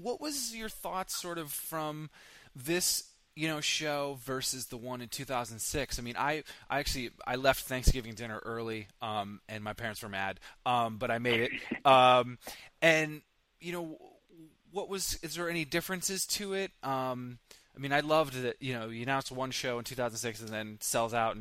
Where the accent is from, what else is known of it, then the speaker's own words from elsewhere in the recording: Vermont, United States; I grew up in Vermont